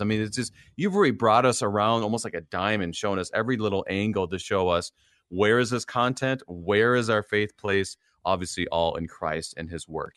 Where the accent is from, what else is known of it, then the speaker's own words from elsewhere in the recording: Minnesota, United States; a Minnesotan like me